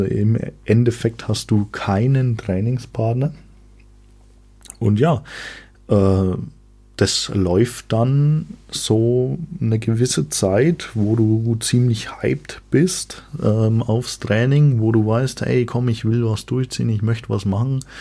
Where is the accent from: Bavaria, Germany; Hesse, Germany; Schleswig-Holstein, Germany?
Bavaria, Germany; Ich komme aus Franken, denn wie Einheimische wissen, Franken ist nicht Bayern.